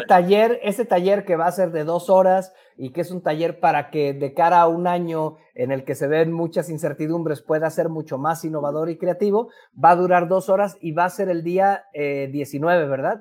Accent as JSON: {"language": "Spanish", "country": "Mexico", "said": "los mexicanos somos"}